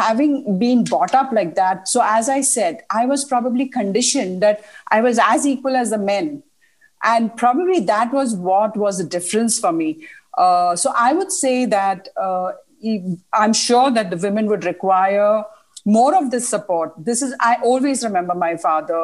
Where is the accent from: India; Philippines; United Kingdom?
India; moved away; also born or lived in Middle East; we are from India